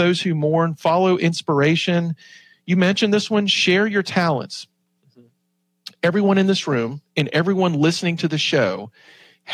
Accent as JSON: {"language": "English", "region": "Southwest Virginia", "country": "United States", "said": "I'm from Southwest Virginia"}